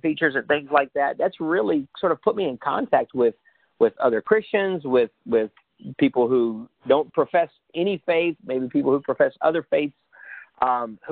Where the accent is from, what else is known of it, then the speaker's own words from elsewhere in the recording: United States; now in Tampa, United States; I'm an American in my body, but I'm a Honduran in my heart